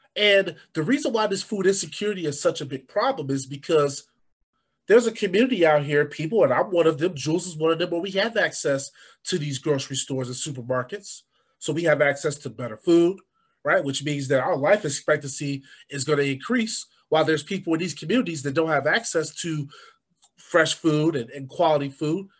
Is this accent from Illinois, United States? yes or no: yes; Chicago, Illinois, United States; I grew up on the South Side